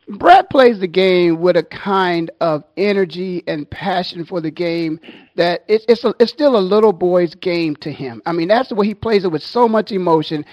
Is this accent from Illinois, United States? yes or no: no; Canton, Ohio, United States; moved away as an adult; I'm born and raised in Canton, Ohio